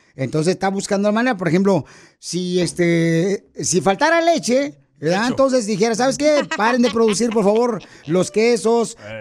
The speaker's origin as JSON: {"language": "Spanish", "town": "Ocotlán", "region": "Jalisco", "country": "Mexico", "said": "los de Ocotlán, carnal, somos inteligentes"}